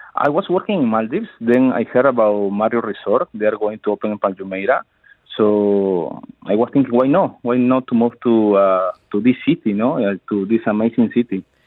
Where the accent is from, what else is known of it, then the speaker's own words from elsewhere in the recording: Ica, Peru; moved away as an adult; also born or lived in Cayman Islands / Spain / Denmark; now in Dubai, United Arab Emirates; I am from the south of the capital. I am from Ica